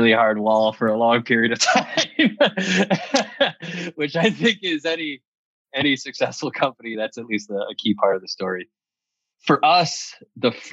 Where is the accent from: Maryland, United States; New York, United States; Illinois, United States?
New York, United States; moved away as an adult; also born or lived in Madison, Wisconsin; I'm from New York